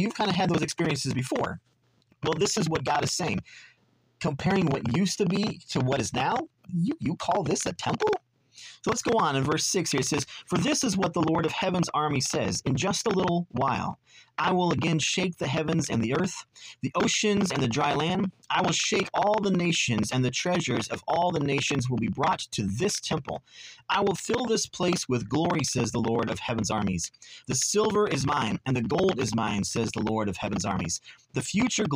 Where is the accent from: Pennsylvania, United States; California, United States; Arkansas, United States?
California, United States; Southern; growing up in Southern California